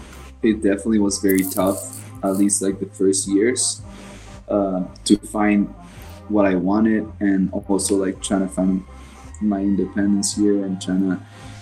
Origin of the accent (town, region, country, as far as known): Mexico; born or raised there